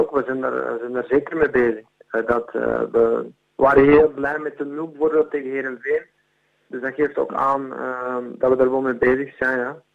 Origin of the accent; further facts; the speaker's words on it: Flanders, Belgium; Ja, ze zeggen in België is ze altijd tegen mij, ja, ehm, je hebt de mentaliteit van een Nederlander